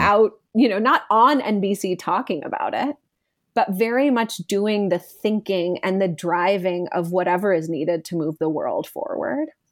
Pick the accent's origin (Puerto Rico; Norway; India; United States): India; my Indian upbringing